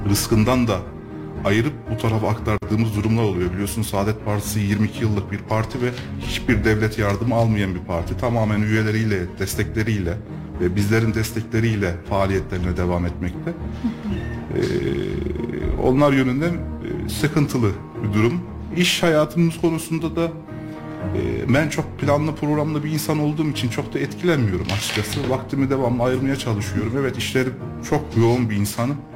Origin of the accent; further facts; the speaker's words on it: Kayseri, Kayseri Province, Turkey; 1987 Kayseri doğumluyum. İlk ve e, ortaokul ve liseyi e, Kayseri'de okudum.